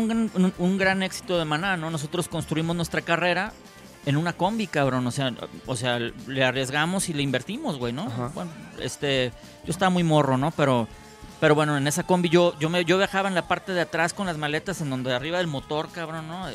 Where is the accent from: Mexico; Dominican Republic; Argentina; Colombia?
Mexico; Guadalajara, Jalisco; moved away as an adult; now in Los Cabos, Mexico; yo ya no soy tapatío, soy, soy, soy cabeño